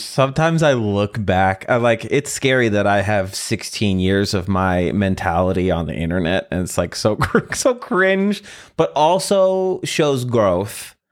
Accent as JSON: {"language": "English", "region": "Midwest", "country": "United States", "said": "I'm from the Midwest."}